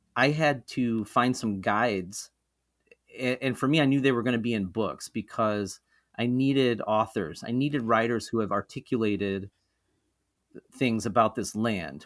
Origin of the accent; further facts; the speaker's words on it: Mohawk River Valley, central New York, United States; moved away as an adult; also born or lived in Rochester, New York; central New York, where I grew up in the Mohawk River Valley